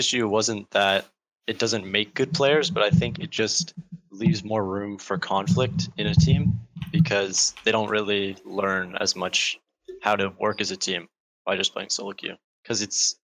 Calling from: Burnaby, British Columbia, Canada; Vancouver, Canada.

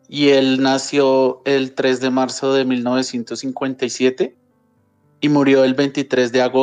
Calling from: Bogotá, Colombia; Eh, de Bogotá, Colombia.

